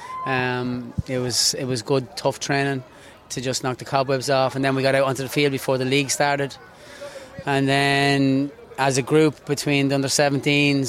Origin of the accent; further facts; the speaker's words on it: County Meath, Leinster, Ireland; moved away as an adult; now in United States; I'm from County Meath. Sanchestown will be my home club in Meath